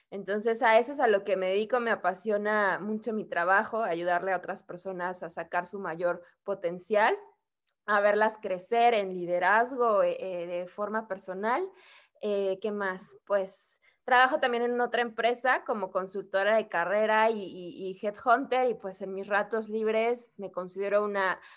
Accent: Mexico; also born or lived in Querétaro; mexicana, eh, vivo en una ciudad que se llama Querétaro, en el centro, en el centro de México.

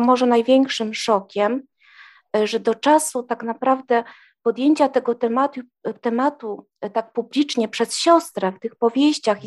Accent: Trzemeszno, Greater Poland, Poland; w moim rodzinnym miasteczku w Trzemesznie

